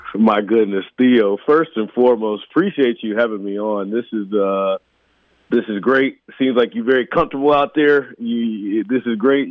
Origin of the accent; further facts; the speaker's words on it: Atlanta, Georgia, United States; now in Kansas City, United States; I'm from Atlanta originally.